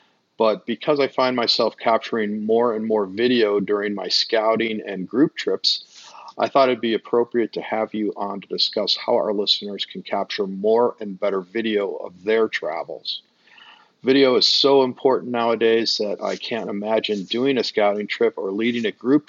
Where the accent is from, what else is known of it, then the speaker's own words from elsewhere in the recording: Chicago, Illinois, United States; I'm coming to you from my hometown of Chicago, USA.